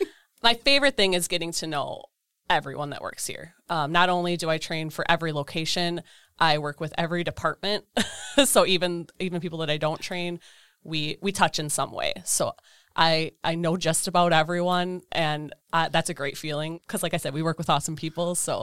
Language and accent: English; Eden, Wisconsin, United States; Eden, Wisconsin.